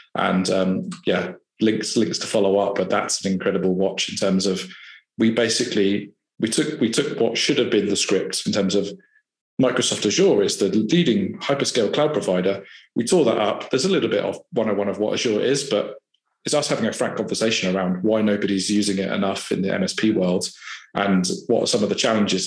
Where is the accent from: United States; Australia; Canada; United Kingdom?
United Kingdom; Farnborough, South East England; I grew up in Farnborough and born and raised there